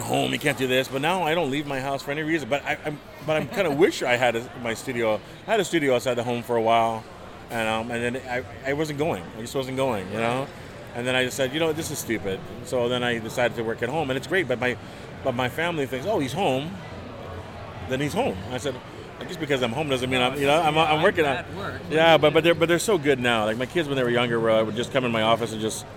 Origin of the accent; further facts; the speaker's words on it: Mississauga, Ontario, Canada; moved away as an adult; now in Burlington, Canada; I grew up in Mississauga